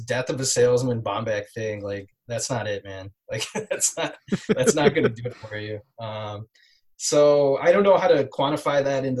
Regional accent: Midwest, United States; I'm from the Midwest

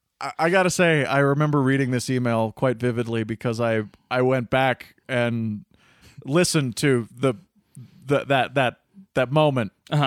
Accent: Ohio, United States; I'm from Ohio, and grew up watching Captain Wacky and his family since the first episode aired when I was 5.

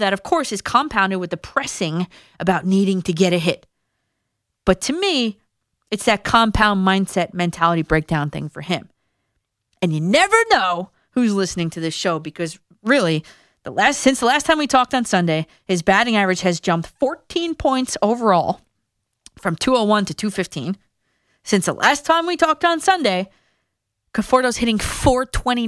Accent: New Jersey, United States; my home state of New Jersey

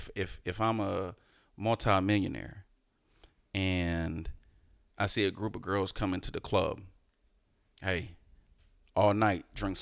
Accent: the South, United States; I'm from the South, so yeah.

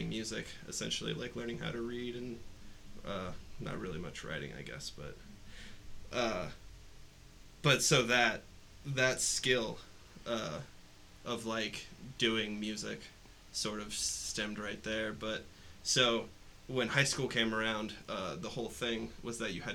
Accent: Mason, Ohio, United States; I am from big suburb outside of Cincinnati, Mason, Ohio, home of Kings Island.

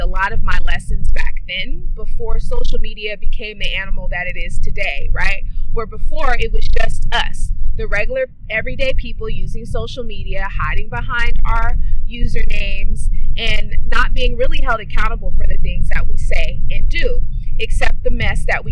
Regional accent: Oakland, California, United States; I am from East Oakland, California

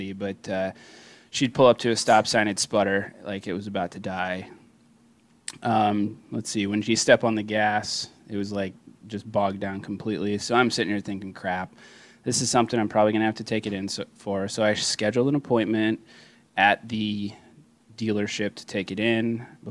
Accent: Iowa, United States; We're all from Iowa, so we are Central Standard Time

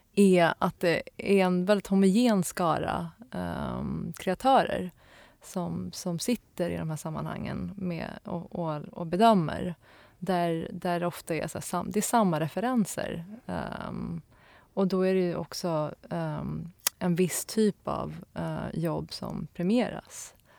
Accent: Stockholm, Stockholm County, Sweden; also born or lived in Linköping; sen flyttade vi till Stockholm och då till, eh, till Akalla där jag är uppvuxen

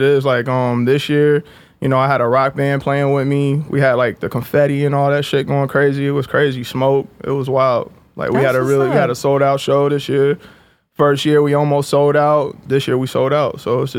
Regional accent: Jacksonville, North Carolina, United States; Yeah, I'm from Jacksonville, North Carolina. It's like a military town. It's small.

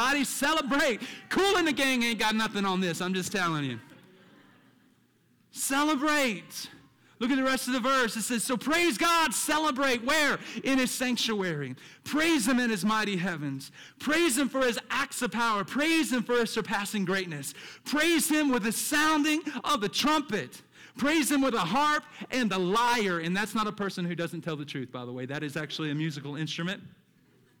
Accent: the South, United States; me as a child growing up in the South with a church on every corner

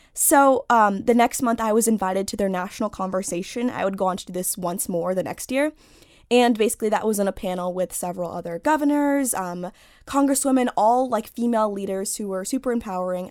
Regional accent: Washington, District of Columbia, United States; I grew up in Washington, D C, in Northwest, but I go to school in Virginia

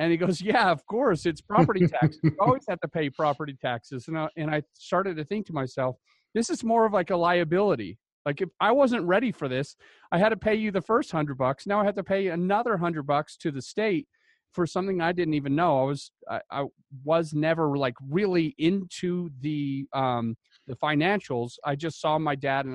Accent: Utah, United States; moved away; I came from Utah originally

